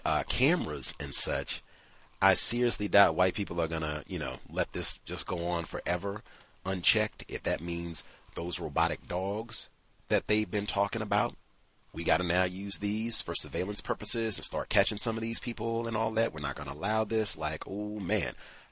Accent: Philadelphia, Pennsylvania, United States; terrified that the fire would reach our neighborhood, which was nowhere near Southwest Philadelphia. I grew up in Mount Airy.

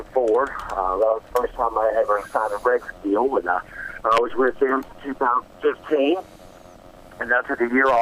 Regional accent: North Carolina, United States; moved away; I'm from North Carolina originally

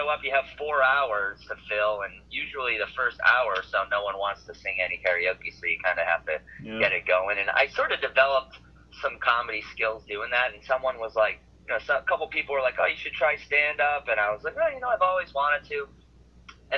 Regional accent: Milton, Massachusetts, United States; moved away as an adult; also born or lived in New York City; I'm from Milton, Massachusetts, Boston. I grew up here

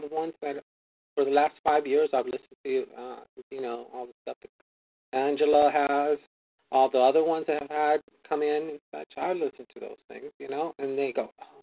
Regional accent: California, United States; also born or lived in Arizona; I come from California

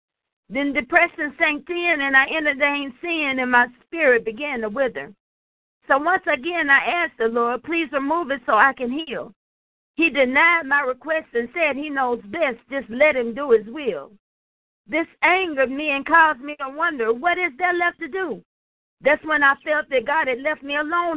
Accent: Nashville, Tennessee, United States; I'm from Nashville, Tennessee

